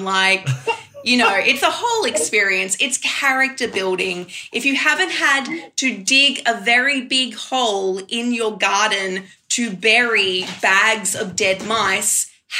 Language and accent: English; Queensland, Australia; now in Canberra, Australia; I am from Queensland, so of course I've already lived through a mice plague, as well as locusts as well.